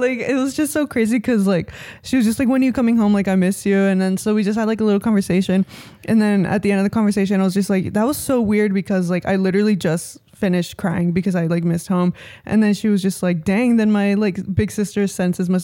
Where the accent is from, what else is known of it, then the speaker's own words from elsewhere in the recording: San Jose, California, United States; moved away as an adult; now in Los Angeles, United States; where I grew up in San Jose